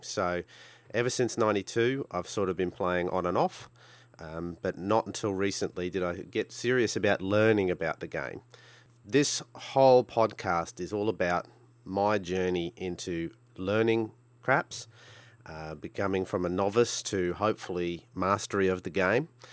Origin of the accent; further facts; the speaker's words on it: Brisbane, Queensland, Australia; I'm from Brisbane, Australia